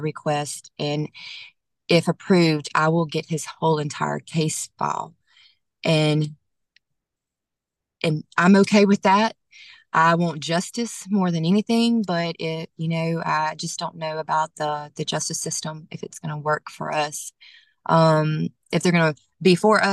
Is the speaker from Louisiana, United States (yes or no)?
yes; Monroe, Louisiana, United States; still in my hometown